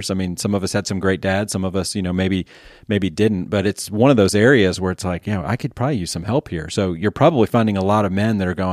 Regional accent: Eagle River, Wisconsin, United States; Yeah, so northern Wisconsin, little town called Eagle River.

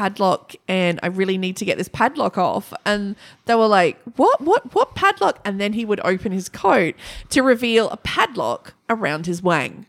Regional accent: Broken Hill, New South Wales, Australia; born or raised there; moved away

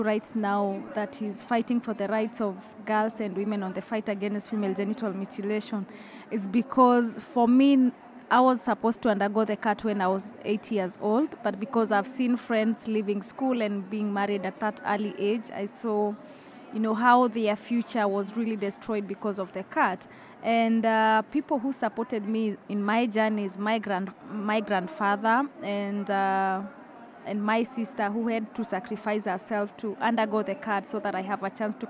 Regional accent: Uganda; I come from Uganda

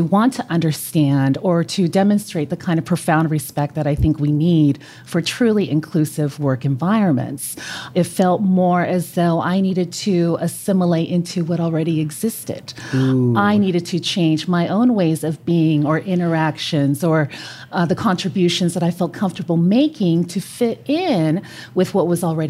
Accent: California, United States; first language Spanish; English is a second language; also born or lived in Colombia; I'm originally from California.

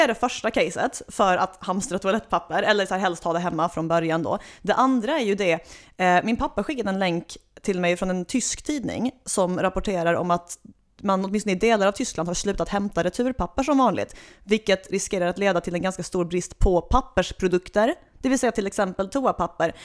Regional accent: Svalöv, Skåne, Sweden; jag är född och uppvuxen i natursköna Svalöv i det skånska hjärtelandet

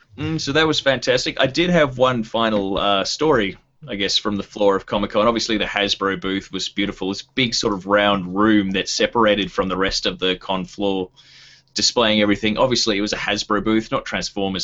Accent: Tasmania, Australia; I'm from Tasmania

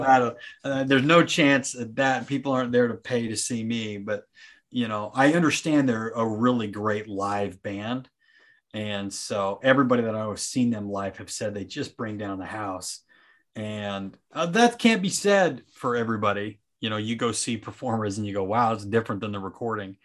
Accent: Nephi, Utah, United States; moved away as an adult; also born or lived in Staten Island, New York; now in Florida, United States; when I grew up in Nephi, my brothers and I, we were the minority

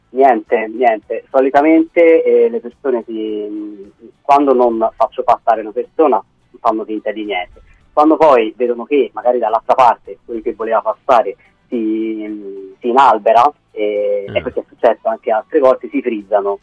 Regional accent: Tuscany, Italy; moved away as an adult; now in Rome, Italy; quando sono dai miei in Toscana, perché vengo dalla Toscana

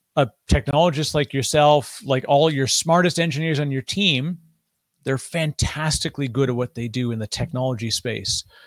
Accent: Canada; I'm Canadian

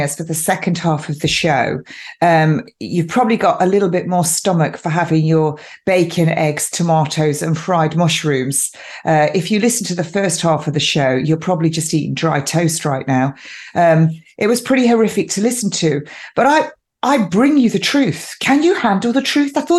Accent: England, United Kingdom; I'm quintessentially English

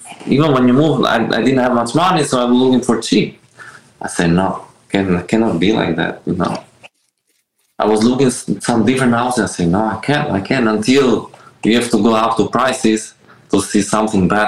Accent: Albania; now in Miami, United States; I grew up in Albania.

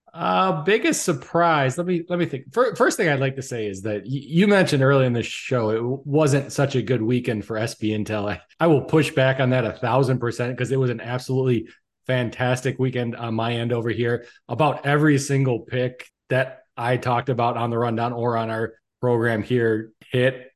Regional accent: Chicago, Illinois, United States; we're from the Chicagoland area here

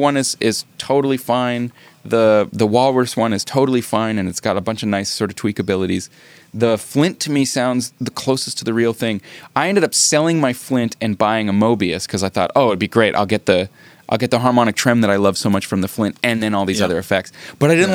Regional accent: Canada; I'm Canadian

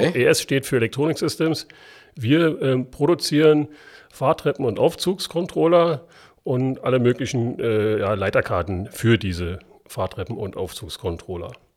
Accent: Berlin, Germany; accent: Berlin dialect; bin Ostberliner und wir haben das in der Schule nicht gelernt richtig Hochdeutsch zu sprechen.

